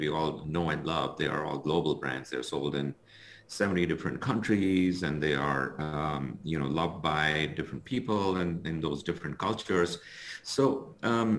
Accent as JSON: {"language": "English", "country": "India", "tie": "born or raised there", "moved": "as an adult", "lives_now": "Chicago, United States", "said": "Originally, I'm from India. So, you know, I grew up in India. I went through my high school as well as my engineering"}